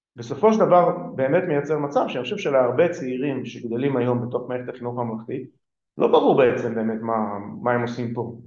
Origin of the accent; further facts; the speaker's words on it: Israel; first language Hebrew; אני גדלתי בעברית, זאת שפת האם שלי